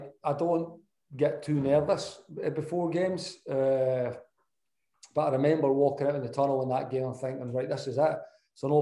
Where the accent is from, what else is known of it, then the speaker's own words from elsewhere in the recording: Scotland, United Kingdom; being a Scot